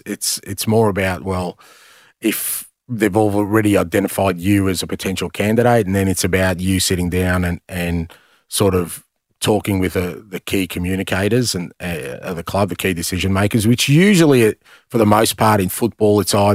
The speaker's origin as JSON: {"language": "English", "country": "Greece", "tie": "born there", "said": "I think there's always been an interest in me there because I was born in Greece."}